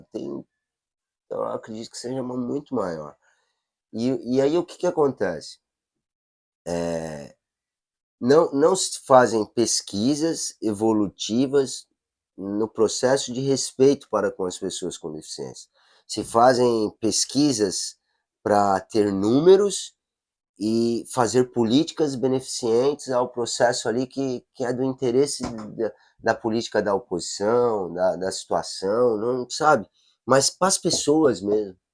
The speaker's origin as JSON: {"language": "Portuguese", "region": "São Paulo", "country": "Brazil", "tie": "born or raised there", "said": "eu sou de São Paulo, ah. né? Natural de São Paulo"}